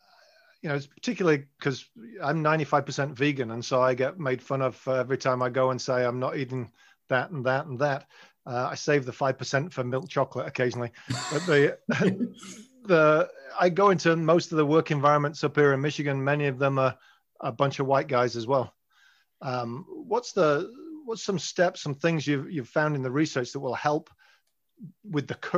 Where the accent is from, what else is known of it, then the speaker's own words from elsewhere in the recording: England, United Kingdom; I'm English.